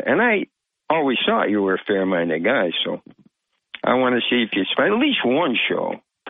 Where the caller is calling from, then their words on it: Vestal, New York, United States; Good morning there, Bob. … from Vestal.